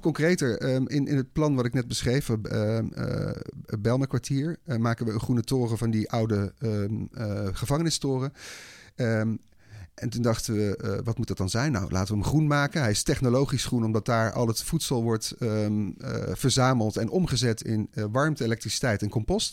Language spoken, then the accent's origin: Dutch; Breda, North Brabant, Netherlands; In Breda. Ik ben opgegroeid in Breda